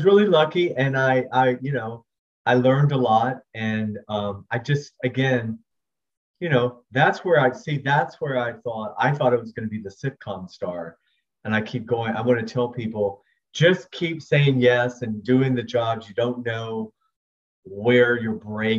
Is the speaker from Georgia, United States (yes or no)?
yes; Georgia, United States; I'm from Georgia